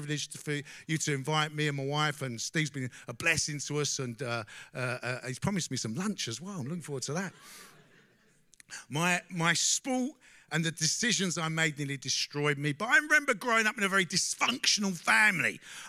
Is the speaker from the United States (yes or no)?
no; London, United Kingdom; I grew up in East London